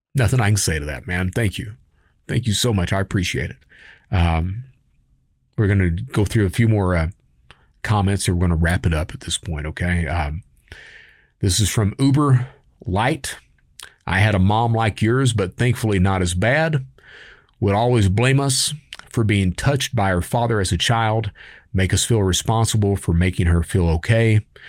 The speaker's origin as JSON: {"language": "English", "region": "Kentucky", "country": "United States", "said": "I'm from Kentucky"}